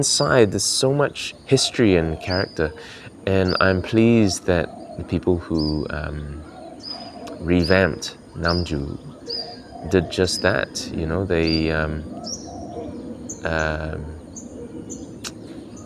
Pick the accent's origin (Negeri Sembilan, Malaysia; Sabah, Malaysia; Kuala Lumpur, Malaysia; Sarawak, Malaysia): Sarawak, Malaysia; Kuching; now in New Zealand; returning to my hometown in Kuching and reoccupying physical spaces that I recall from childhood